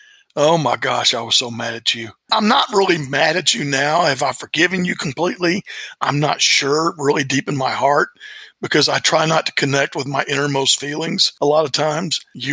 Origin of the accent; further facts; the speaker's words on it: Lewisville, Texas, United States; It was a great, great time growing up in Louisville, Texas back in those days.